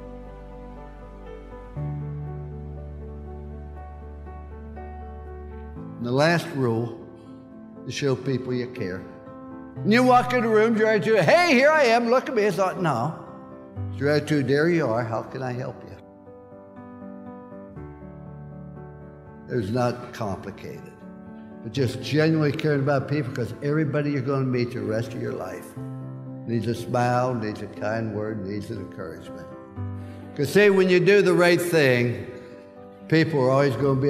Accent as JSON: {"language": "English", "area": "Follansbee", "region": "West Virginia", "country": "United States", "tie": "born or raised there", "said": "I was born in Fallsby, West Virginia"}